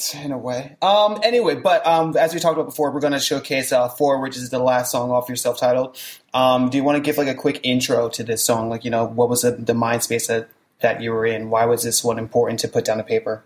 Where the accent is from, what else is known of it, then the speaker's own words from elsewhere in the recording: New Jersey, United States; I'm from the Southern Jersey region